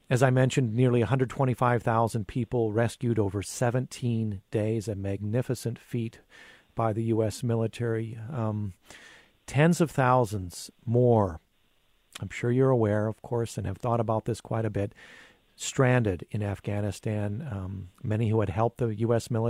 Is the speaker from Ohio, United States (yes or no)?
no; Hastings, Minnesota, United States; I'm from Hastings, Minnesota.